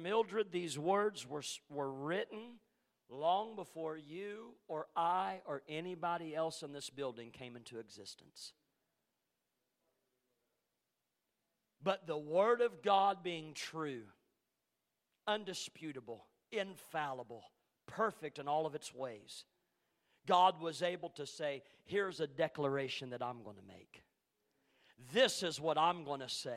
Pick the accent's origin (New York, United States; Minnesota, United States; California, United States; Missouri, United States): Missouri, United States; Ellsinore; around my hometown in Missouri, in Elsinore, the little community of Elsinore